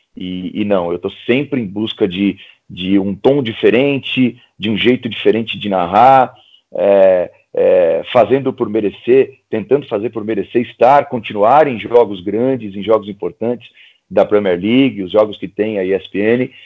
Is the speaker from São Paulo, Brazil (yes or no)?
yes; ABC region, Greater São Paulo, Brazil; na região do ABC, de onde eu venho, né? aqui em São Paulo, na região da grande, do Grande ABC, que é na Grande São Paulo.